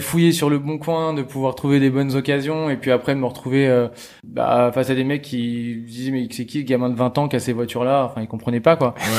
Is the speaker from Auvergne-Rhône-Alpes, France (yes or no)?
no; Normandy, France; je viens de Normandie